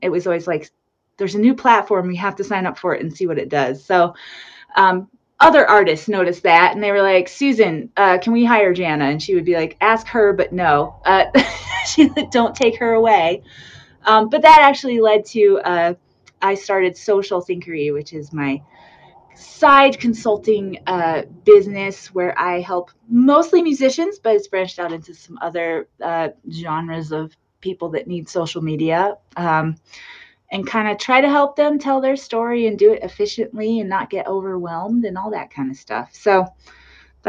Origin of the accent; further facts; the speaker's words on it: New Mexico, United States; I grew up in New Mexico. It's nice to be in my home state